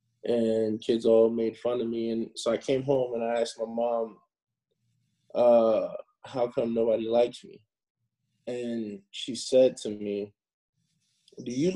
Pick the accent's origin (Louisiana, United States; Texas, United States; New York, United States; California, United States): New York, United States; New York City; moved away; also born or lived in Los Angeles; growing up in the Bronx, New York, I was always interested in film and television